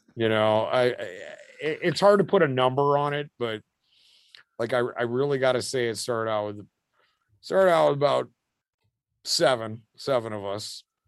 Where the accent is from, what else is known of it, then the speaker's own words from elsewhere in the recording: United States; we're American kids